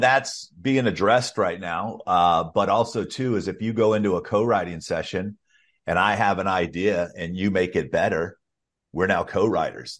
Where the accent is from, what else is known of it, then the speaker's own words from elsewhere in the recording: Alabama, United States; I grew up in Alabama